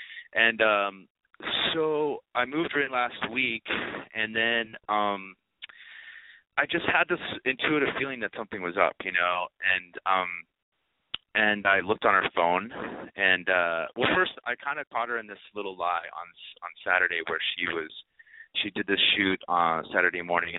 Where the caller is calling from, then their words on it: Los Angeles, California, United States; I'm calling from Los Angeles, of course.